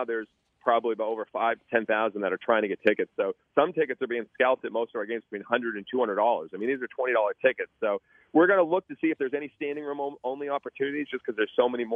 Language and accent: English; Boston, Massachusetts, United States; now in Savannah, United States